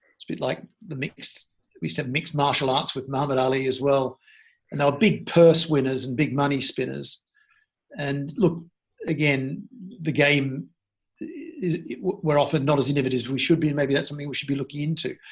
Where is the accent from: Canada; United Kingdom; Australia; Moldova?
Australia; also born or lived in Sydney; I grew up in Australia and grew up partly in Sydney